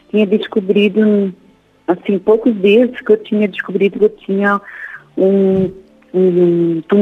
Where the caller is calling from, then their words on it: Blumenau, Santa Catarina, Brazil; Eu falo de Blumenau.